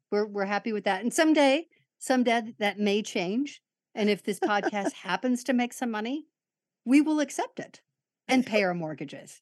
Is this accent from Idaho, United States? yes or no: no; Chicago, Illinois, United States; my grammar school in Chicago was predominantly an Irish Catholic